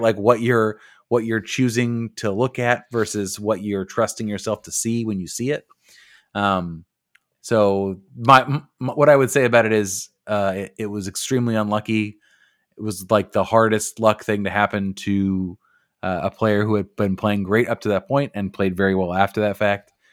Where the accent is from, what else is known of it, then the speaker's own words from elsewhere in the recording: United States; we are American